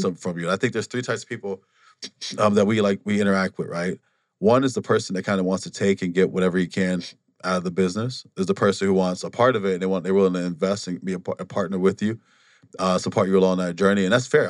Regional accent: Wisconsin, United States; moved away as an adult; also born or lived in Milwaukee, Wisconsin; now in Phoenix, United States; we, we grew up in Wa-, Waseem, Wisconsin

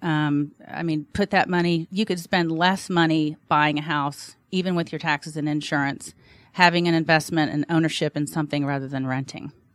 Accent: Alabama, United States; now in Atlanta, United States; I'm from Alabama, so of course we're licensed in Alabama

